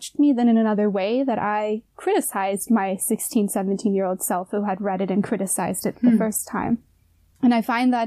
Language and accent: English; United States; moved away as an adult; now in Jena, Germany; as a little woman in the United States as a little girl